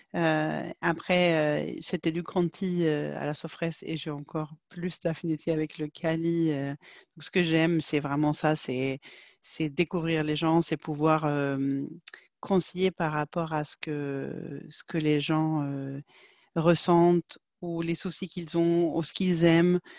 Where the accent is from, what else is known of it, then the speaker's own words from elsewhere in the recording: Sweden; French is a second language; moved away as an adult; now in France; je viens de Suède.